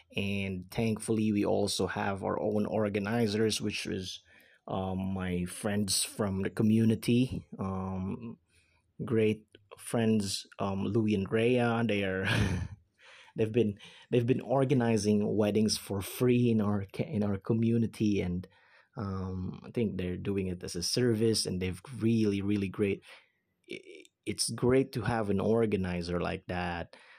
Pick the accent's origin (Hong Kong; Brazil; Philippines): Philippines; English is a second language; I'm a Filipino, I'm the Philippines